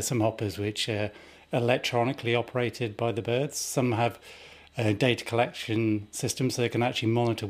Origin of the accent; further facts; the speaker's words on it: Bristol, South West England, United Kingdom; I'm from Bristol